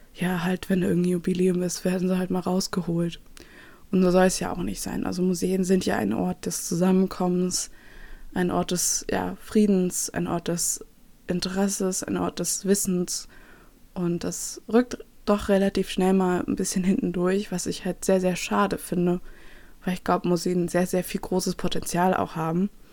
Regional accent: Nuremberg, Bavaria, Germany; moved away; ich komme aus Nürnberg ursprünglich

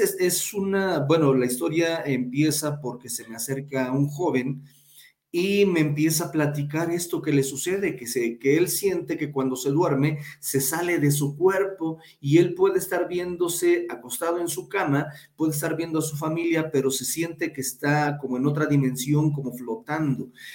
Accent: Huayacocotla, Veracruz, Mexico; now in Pachuca, Mexico; soy de un lugar llamado Guayacocotla, Veracruz, en el cual es sierra

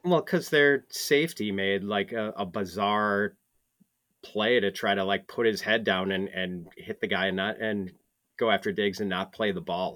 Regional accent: Wisconsin, United States; I'm from Wisconsin

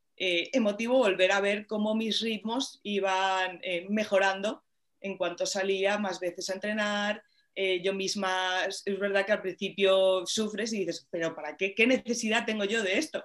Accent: Madrid, Community of Madrid, Spain; cuando era muy pequeñita, aquí en el retiro al lado, que, que lo tengo, bueno, vivo aquí

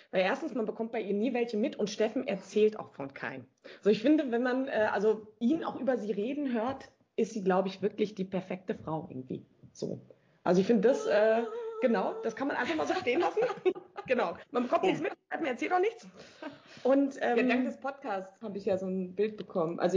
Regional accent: North Rhine-Westphalia, Germany; Na du, ich bin ja auf dem Dorf eigentlich groß geworden, im Sauerland.

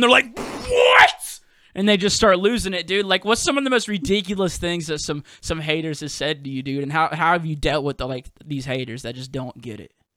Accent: Mississippi, United States; moved away as an adult; now in New Orleans, United States; I'm originally from Mississippi, but I live in New Orleans now

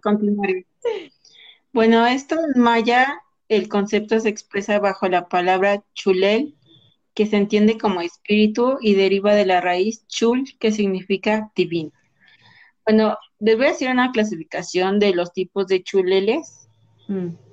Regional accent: Mexico; de aquí de nuestro lindísimo país México

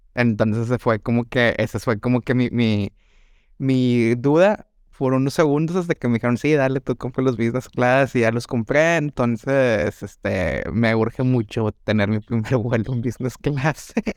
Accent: Mexico; crecí en Sanico

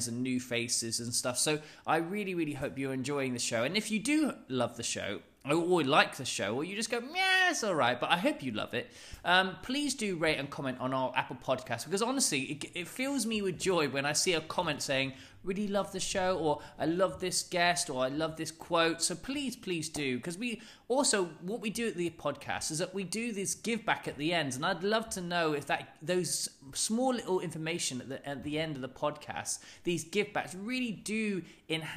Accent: London, United Kingdom; I'm from London

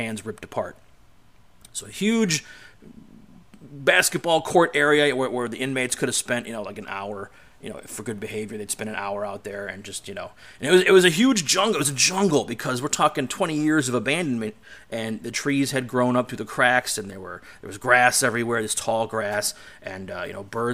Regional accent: Cleveland, Ohio, United States; going back to my hometown, to my end of the world, back in Cleveland

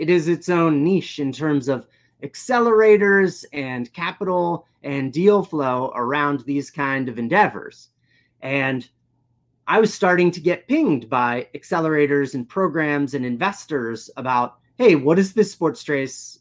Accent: New Jersey, United States; moved away as an adult; also born or lived in Syracuse / San Diego; where I grew up in New Jersey

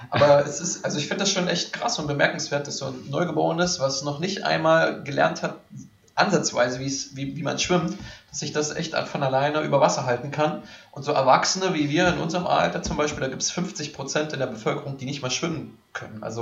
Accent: East Germany, Germany; Also ich komme ja aus Ostdeutschland

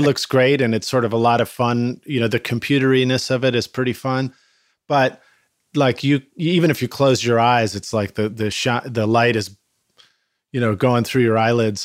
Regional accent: Boston, Massachusetts, United States; growing up in Boston

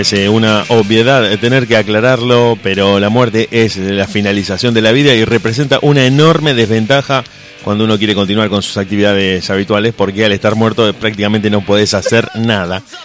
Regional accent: Argentina; somos como argentinos

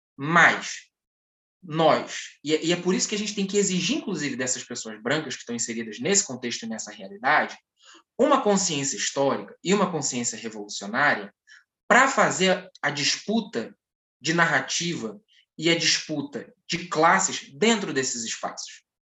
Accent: Brazil; Nós, enquanto brasileiros

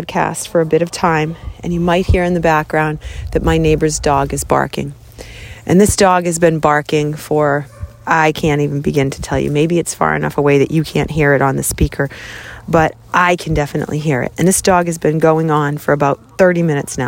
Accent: Boston, Massachusetts, United States; I grew up in Boston

